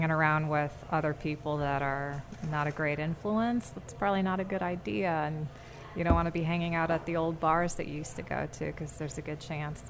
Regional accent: Connecticut, United States; moved away; I'm from Connecticut.

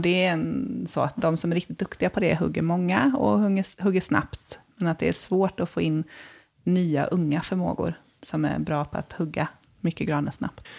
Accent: Småland, Sweden; moved away; Nu kommer jag från Småland, från en skogsgård, så jag är hemma liksom första advent nästan alltid

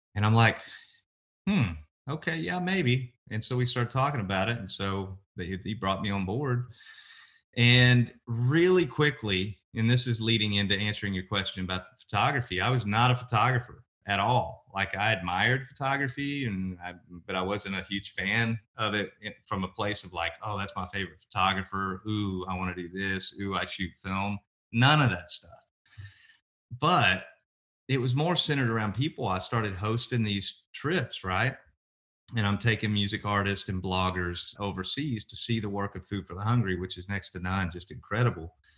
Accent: Oklahoma City, Oklahoma, United States; also born or lived in Lawton, Oklahoma; now in Nashville, United States; I grew up in Oklahoma, born and raised, and, uh, born in Lawton, Oklahoma, raised in Oklahoma City

